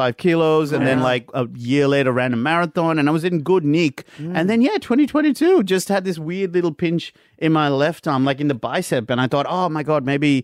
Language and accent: English; Sri Lanka; moved away; also born or lived in India; growing up in Sri Lanka in the 90s